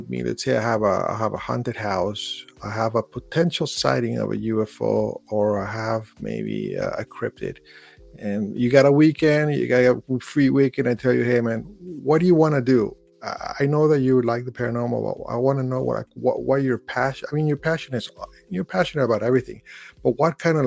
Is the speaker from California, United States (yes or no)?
yes; California, United States; also born or lived in Brooklyn; being Californian